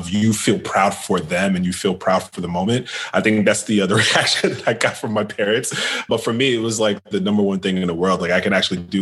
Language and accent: English; New York City, New York, United States; now in Washington, D.C. area, United States; I'm from New York City